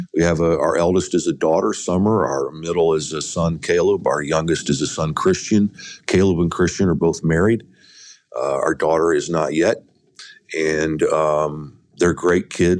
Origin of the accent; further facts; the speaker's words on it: Indianapolis, Indiana, United States; I was raised in Indianapolis, Indiana.